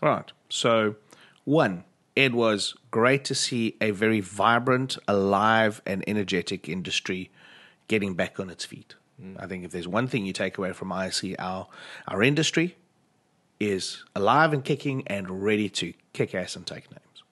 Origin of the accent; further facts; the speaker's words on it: South Africa; speaking as a South African